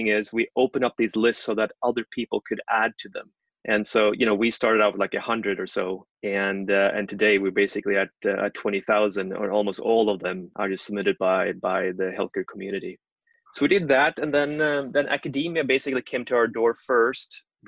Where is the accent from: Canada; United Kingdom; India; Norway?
Norway